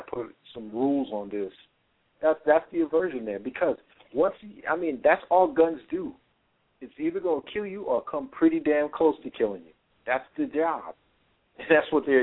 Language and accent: English; New York City, New York, United States; that was my hometown. I was born there